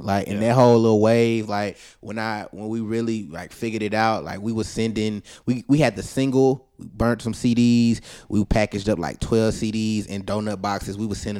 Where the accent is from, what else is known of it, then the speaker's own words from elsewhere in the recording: Alabama, United States; Like, I just knew I was from New York, bro. A little Alabama boy, but.